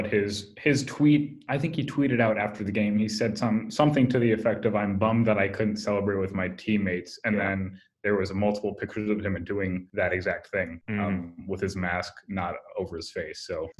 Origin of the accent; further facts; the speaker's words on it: Evanston, Illinois, United States; I am actually from Evanston